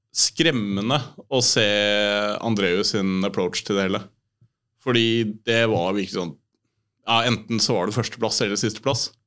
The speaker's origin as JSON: {"language": "Norwegian", "region": "Oslo", "country": "Norway", "tie": "born or raised there", "said": "jeg vokste opp på Hovseter"}